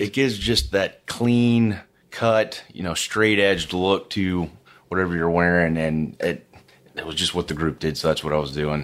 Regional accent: Houston, Texas, United States; also born or lived in Austin, Texas; I grew up in Houston, Texas.

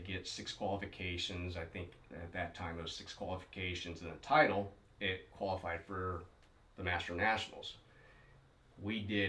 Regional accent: Las Vegas, Nevada, United States; Was going back to my whole waterfowl roots on growing up in Las Vegas.

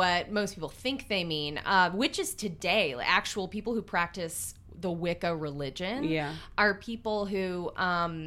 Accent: the Bible Belt, United States; now in Los Angeles, United States; I grew up in the Bible Belt

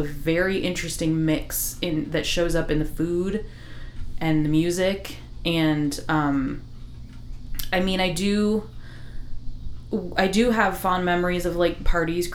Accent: Iowa, United States; I grew up in Iowa. I was the only Hispanic person in the entire school.

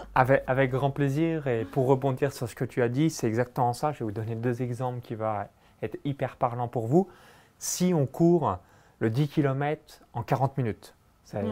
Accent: Saône-et-Loire, Bourgogne-Franche-Comté, France; moved away; J'ai grandi euh, dans un petit village de moins de 100 habitants à 20 km de Chalon-sur-Saône

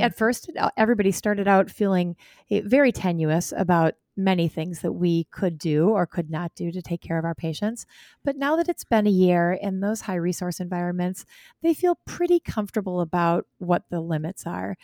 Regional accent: Wisconsin, United States; here in my home state

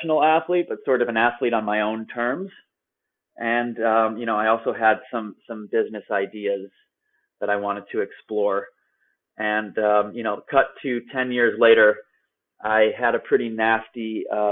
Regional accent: Chicago, Illinois, United States; moved away as an adult; also born or lived in Vienna, Austria / Prague, Czech Republic; I was born in Chicago and pretty flat land there

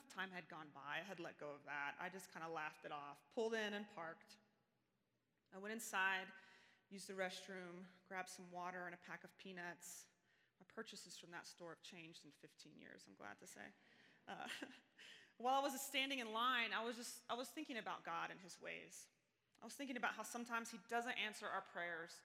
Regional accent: Ada, Oklahoma, United States; moved away as an adult; now in Colorado Springs, United States; about 15 years after I left, I found myself headed back to Ada, Oklahoma

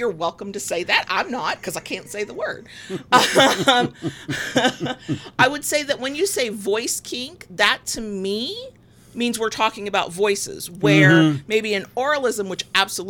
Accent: the South, United States; accent: Southern; I feel myself speaking with a thicker Southern accent

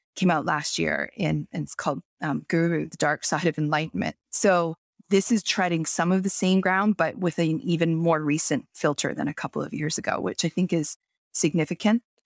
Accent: Toronto, Ontario, Canada; moved away as an adult; now in Kelowna, Canada; I moved from Toronto where I was born and raised and lived, like, the first thirty-seven or thirty-eight years of my life

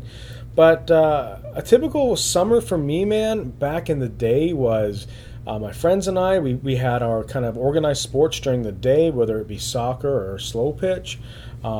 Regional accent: Newfoundland and Labrador, Canada; now in Ontario, Canada; I took my wife Katie home to Newfoundland

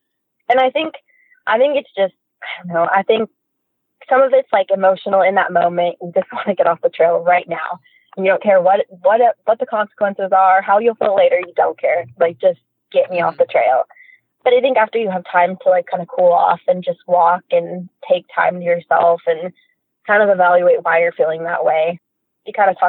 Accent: Oregon, United States; and because I'm from Southern Oregon, a lot of coworkers had warned me

